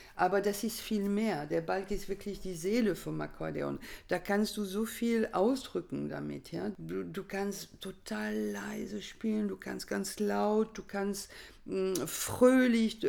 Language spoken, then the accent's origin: German; France; moved away; bei uns in Frankreich